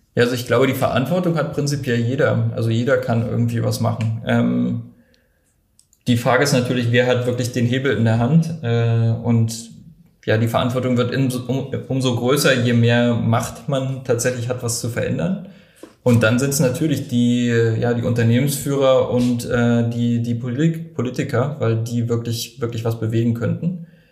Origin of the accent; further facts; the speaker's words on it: Germany; bei uns in Deutschland